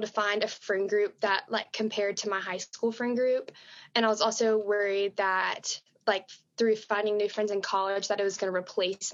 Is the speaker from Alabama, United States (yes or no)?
yes; Birmingham, Alabama, United States; now in Tuscaloosa, United States; I'm from Birmingham, Alabama, also rising sophomore